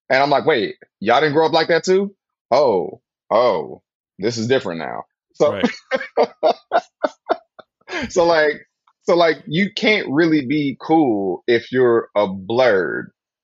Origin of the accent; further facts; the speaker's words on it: Flint, Michigan, United States; now in California, United States; Growing up in Flint, went to college, kind of like had that shit like tucked away, went to grad school